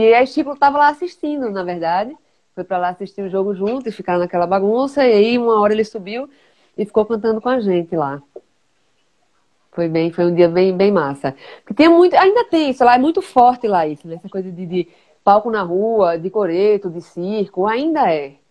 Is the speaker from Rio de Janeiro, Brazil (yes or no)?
no; Bahia, Brazil; Então acabava tocando, mesmo, mesmo sendo baiana.